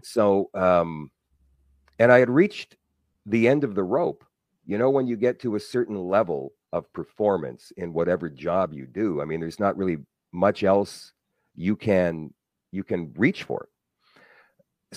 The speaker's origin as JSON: {"language": "English", "town": "Winnipeg", "region": "Manitoba", "country": "Canada", "tie": "born or raised there", "said": "I was happy here in my hometown. I grew up in Transcona."}